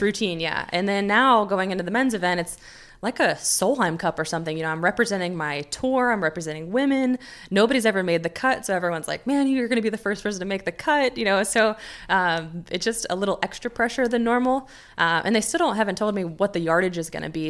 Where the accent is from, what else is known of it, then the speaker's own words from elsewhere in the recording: United States; being an American